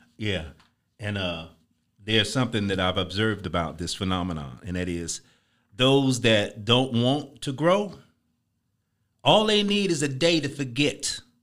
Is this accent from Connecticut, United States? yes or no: no; Chicago, Illinois, United States; I'm from Chicago